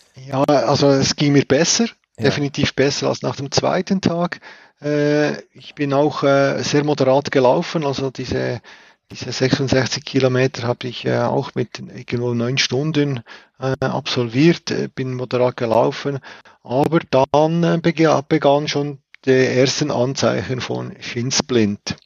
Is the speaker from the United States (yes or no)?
no; Switzerland; bei uns in der Schweiz